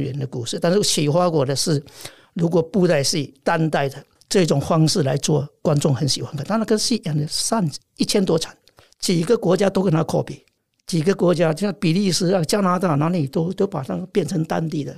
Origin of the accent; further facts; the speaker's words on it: China; moved away as an adult; now in France; 我在中国大陆出生